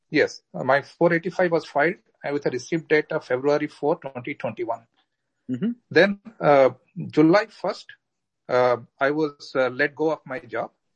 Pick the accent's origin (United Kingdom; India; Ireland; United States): India; moved away; also born or lived in Canada; I'm a Canadian citizen but born in India.